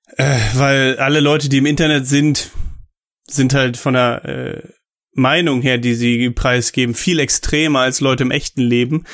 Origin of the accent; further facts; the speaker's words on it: Germany; als Deutscher